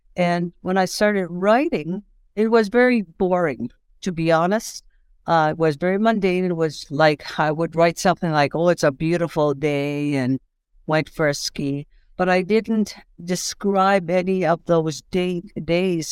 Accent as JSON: {"language": "English", "area": "Saddle Lake Reserve", "region": "Alberta", "country": "Canada", "moved": "yes", "lives_now": "Saskatchewan, Canada", "said": "I'm originally from Salt Lake Reserve, Alberta. I presently live in Saskatchewan, and, um, I'm Cree"}